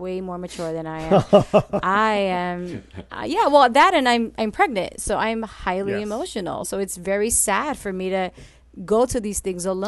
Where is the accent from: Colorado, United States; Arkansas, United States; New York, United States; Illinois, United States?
New York, United States; New York City; I grew up in Washington Heights, predominantly Dominican. So I'm a Puerto Rican who grew up around nothing but Dominicans